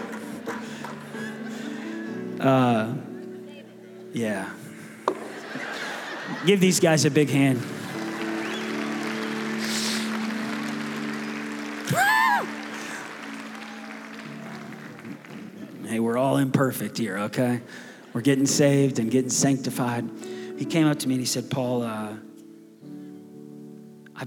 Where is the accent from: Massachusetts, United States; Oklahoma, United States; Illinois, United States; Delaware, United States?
Oklahoma, United States; Tulsa; Tulsa, Oklahoma.